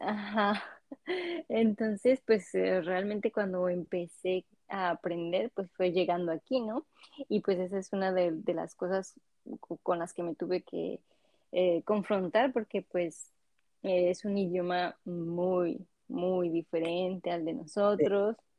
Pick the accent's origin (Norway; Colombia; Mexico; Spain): Mexico; moved away as an adult; now in France; vengo de México, soy mexicana